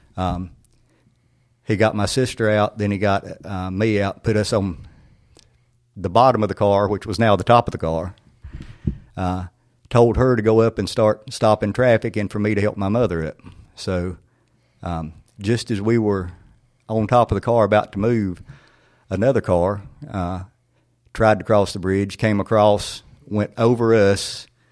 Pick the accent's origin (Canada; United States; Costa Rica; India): United States; Siloam, North Carolina; my childhood there, there was such a sense of community